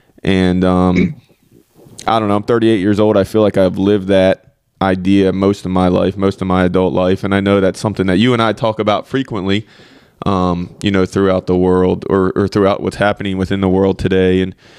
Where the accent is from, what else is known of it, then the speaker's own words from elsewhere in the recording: Oklahoma, United States; born there; also born or lived in Pennsylvania / Virginia; So I was born in Oklahoma. My parents split, my mom moved back to Pennsylvania, spent time there between there and Oklahoma.